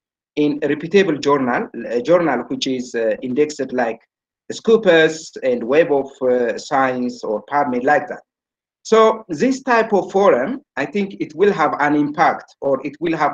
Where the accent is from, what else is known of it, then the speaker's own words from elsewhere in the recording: Ethiopia; also born or lived in Germany; I returned back to my home country, and currently I'm working in Arba Minch University